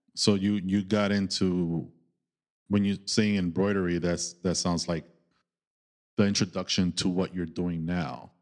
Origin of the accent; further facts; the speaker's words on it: New York City, New York, United States; growing up in New York